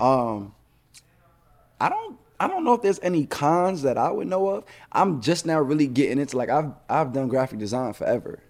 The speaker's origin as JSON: {"language": "English", "region": "New York", "country": "United States", "tie": "born or raised there", "moved": "yes", "said": "New York, of course, that's my hometown"}